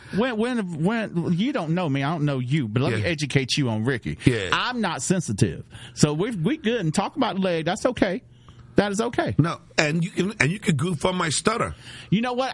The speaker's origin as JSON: {"language": "English", "region": "Georgia", "country": "United States", "moved": "yes", "lives_now": "Iowa, United States", "said": "am originally from from Georgia. I'm here in Iowa"}